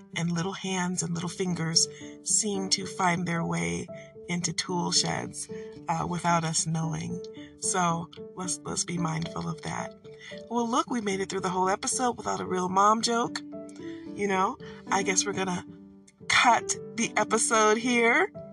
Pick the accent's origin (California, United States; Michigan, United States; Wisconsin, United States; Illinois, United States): Michigan, United States; I am from Michigan.